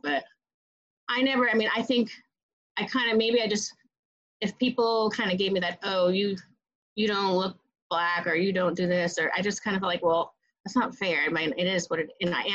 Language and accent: English; Hamden, Connecticut, United States; now in New York City, United States; I grew up in Connecticut in a suburb of New Haven, Hamden, Connecticut.